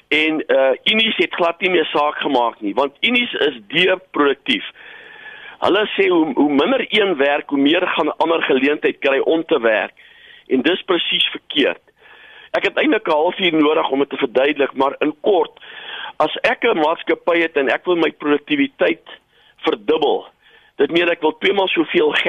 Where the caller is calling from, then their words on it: Pretoria, Gauteng, South Africa; van Pretoria.